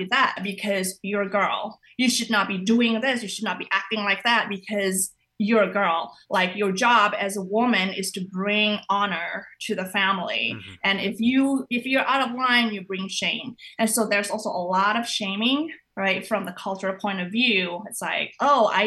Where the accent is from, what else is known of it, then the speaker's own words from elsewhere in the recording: Indonesia; moved away; I grew up in Indonesia